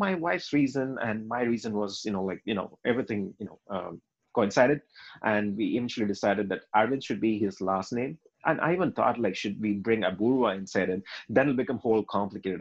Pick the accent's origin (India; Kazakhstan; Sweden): India; we are Indian